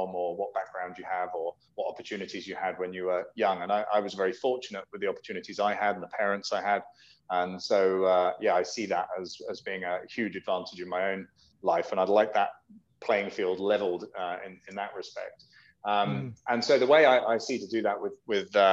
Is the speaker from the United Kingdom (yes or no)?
yes; United Kingdom; I'm British, so we spell Harbour with a U in it